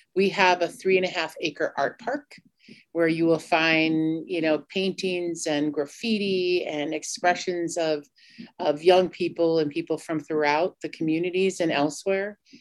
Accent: Cheyenne River Sioux Tribe, Cheyenne River Reservation, South Dakota, United States; I'm from the Mini Koju Lakota band of the Cheyenne River Sioux Tribe

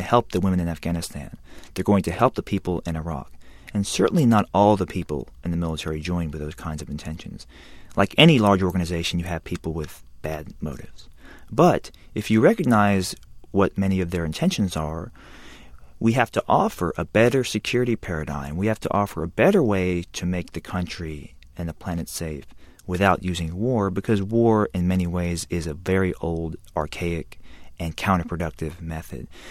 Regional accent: Alabama, United States; I'm half Korean, a quarter white, and a quarter black, and I grew up in Alabama

